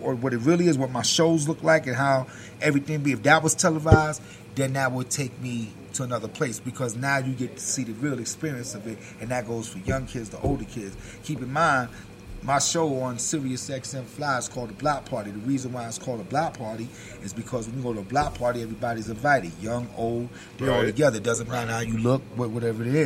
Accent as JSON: {"language": "English", "town": "New York City", "region": "New York", "country": "United States", "tie": "born or raised there", "also_born_or_lived": "Bronx", "said": "I was born in Brooklyn"}